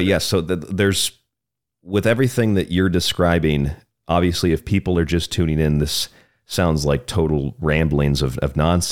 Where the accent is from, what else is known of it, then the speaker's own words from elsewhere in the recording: Tampa, Florida, United States; I grew up in Tampa